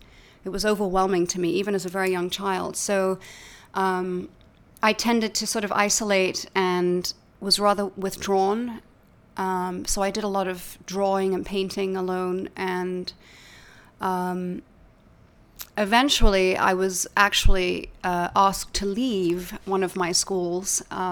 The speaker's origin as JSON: {"language": "English", "town": "Laleham", "region": "South East England", "country": "United Kingdom", "tie": "born or raised there", "said": "My whole childhood. In fact, my parents only recently moved out of my childhood home."}